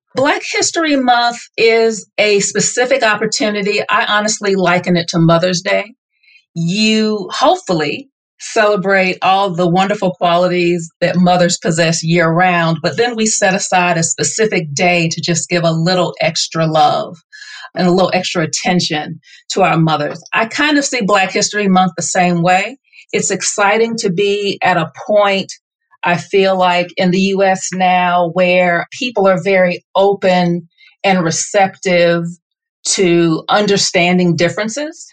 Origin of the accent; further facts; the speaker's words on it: the South, United States; I am born and raised in the South